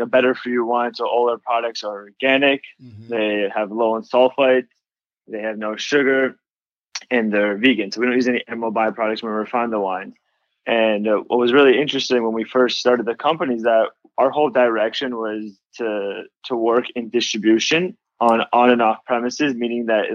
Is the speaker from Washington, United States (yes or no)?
no; Los Angeles, California, United States; also born or lived in Boston; born and raised in Los Angeles. This is my hometown